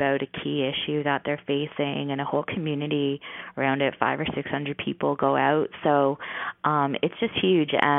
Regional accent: St. Catharines, Ontario, Canada; I'm from St. Catharines

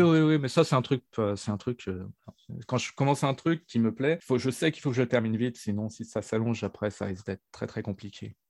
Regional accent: Neuville-lès-Dieppe, Normandy, France; à Neuville, près de Dieppe. C'est là où je suis né, c'est là où j'ai grandi et c'est là où je vis maintenant

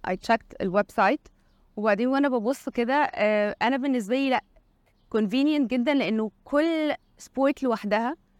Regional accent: Egypt; عندنا في مصر

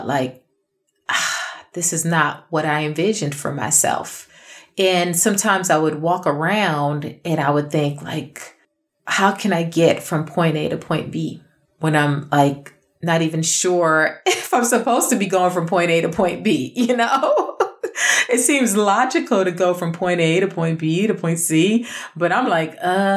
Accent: New York City, New York, United States; I grew up in Brooklyn

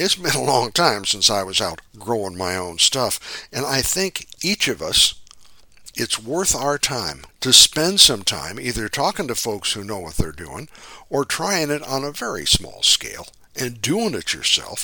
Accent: Midwest, United States; now in California, United States; I grew up in the Midwest

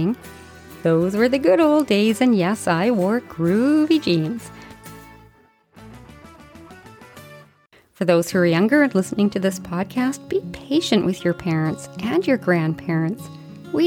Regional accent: Canada; I'm Canadian

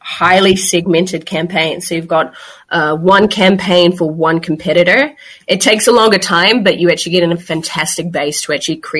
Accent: New Zealand; moved away as an adult; now in Barcelona, Spain; I'm originally from New Zealand, but as you mentioned, located in Barcelona at the moment, have been in Europe for about 4 or 5 years.

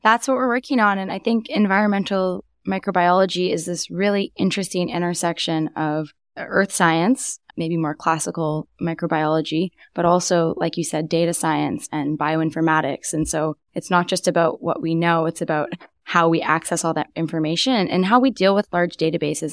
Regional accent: Vancouver, British Columbia, Canada; also born or lived in Kingston, Ontario; I'm from Vancouver, but wasn't planning on coming back here at all

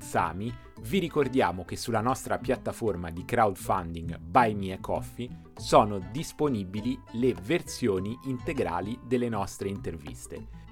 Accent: Rome, Lazio, Italy; da romano, nato e vissuto a Roma a 42 anni

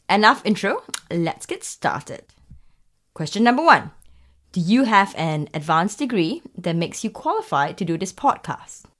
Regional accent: Singapore; I'm from Singapore.

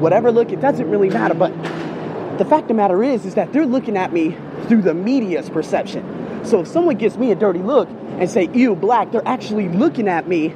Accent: United States; also born or lived in Australia; I am American with an African, a Native American, and a Spanish heritage

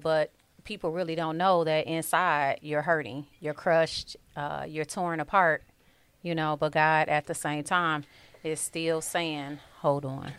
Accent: Detroit, Michigan, United States; born and raised on the East Side of Detroit

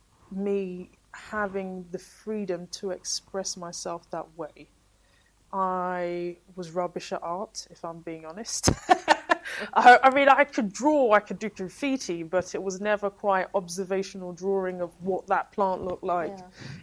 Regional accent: Walthamstow, London, United Kingdom; we were growing up in Walthamstow and in the East End and in the inner city

